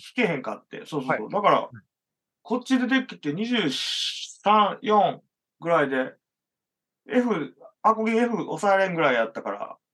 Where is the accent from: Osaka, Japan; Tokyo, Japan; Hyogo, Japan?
Hyogo, Japan; rural Hyogo Prefecture near Okayama, Japan; moved away; 兵庫県の岡山寄りの田舎出身